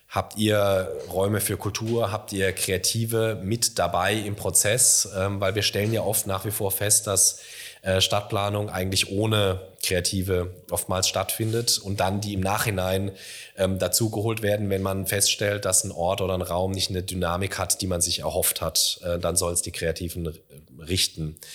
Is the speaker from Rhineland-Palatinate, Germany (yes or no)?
no; Karlsruhe, Baden-Württemberg, Germany; now in Mannheim, Germany; ich komme ursprünglich aus der Karlsruher Gegend und als ich hierher gezogen bin, habe ich also Beileidsbekundungen gekriegt. So, ah ja, nach Mannheim, ja.